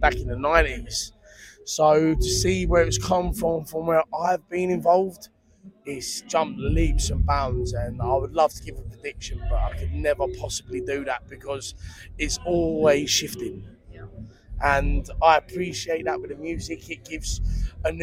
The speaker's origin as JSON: {"language": "English", "region": "London", "country": "United Kingdom", "also_born_or_lived": "near Cambridge", "moved": "yes", "lives_now": "Cambridge, United Kingdom", "said": "I'm from London. Yeah. I live up near Cambridge now."}